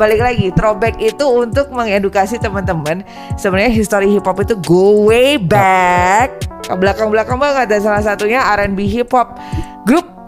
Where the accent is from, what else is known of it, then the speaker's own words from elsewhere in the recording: Surabaya, East Java, Indonesia; gue dari Surabaya